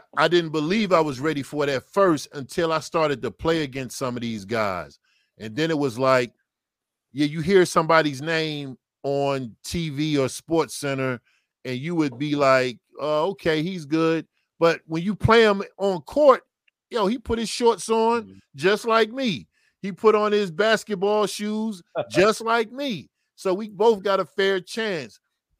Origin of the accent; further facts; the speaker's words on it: New Jersey, United States; I was from New Jersey. You know, like I said, my mother and father wasn't there. I was living with an aunt, uncle.